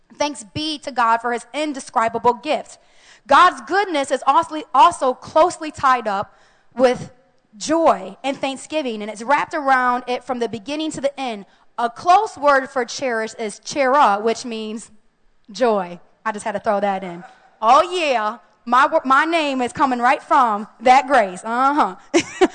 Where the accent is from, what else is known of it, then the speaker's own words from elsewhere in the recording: United States; as American Christians